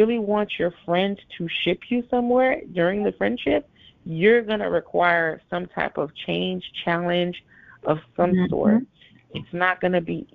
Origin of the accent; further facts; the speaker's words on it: Nassau, New Providence, Bahamas; moved away; I was born in Nassau, Bahamas, and I have family there. Yes, I'm Haitian Bahamian